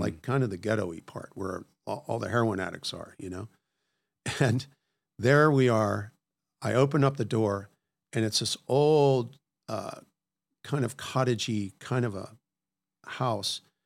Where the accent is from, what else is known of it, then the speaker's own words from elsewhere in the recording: Washington, D.C. area, Maryland, United States; moved away; I grew up in Washington, D C area, actually in Maryland